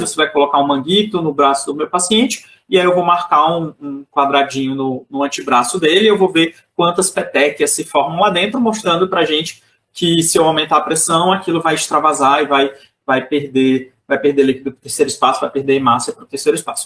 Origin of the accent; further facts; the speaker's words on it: Teresina, Piauí, Brazil; a minha cidade lá no Nordeste, que eu sou de Teresina, no Piauí